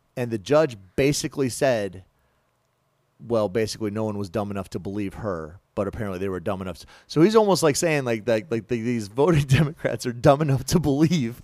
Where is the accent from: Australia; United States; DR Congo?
United States; as American citizens